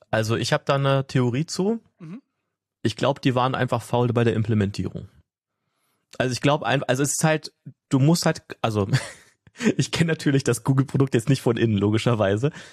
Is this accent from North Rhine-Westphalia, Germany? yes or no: yes; Ruhr area, North Rhine-Westphalia, Germany; now in Potsdam, Germany; ursprünglich komme ich da auch so aus der Ecke von dir, Markus, so Ruhrgebiet